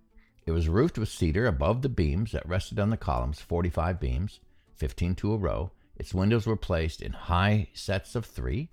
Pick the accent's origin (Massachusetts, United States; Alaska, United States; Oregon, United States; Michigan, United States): Alaska, United States; I grew up in Alaska, and we have cedar there